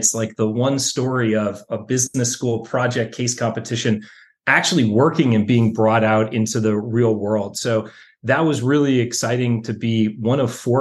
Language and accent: English; Washington, District of Columbia, United States; moved away; also born or lived in New York; I grew up in Washington, D.C., on the East Coast